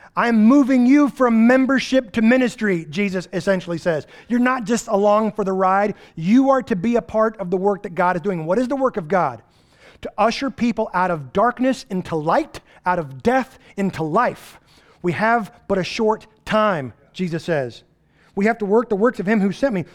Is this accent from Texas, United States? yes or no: yes; East Texas, United States; We're from East Texas